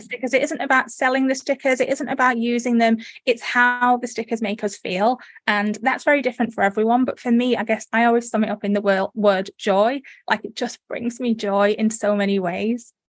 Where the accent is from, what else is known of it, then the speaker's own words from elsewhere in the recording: United Kingdom; accent: northern; moved away as an adult; also born or lived in North Derbyshire / Leeds; now in Australia; I was born in the Midlands, and then I, but most of my adult life I spent in North Derbyshire, near near the Manchester area